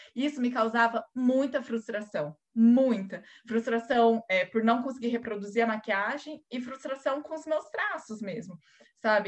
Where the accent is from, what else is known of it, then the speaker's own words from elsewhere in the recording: Londrina, Paraná, Brazil; sou aqui de Londrina, Paraná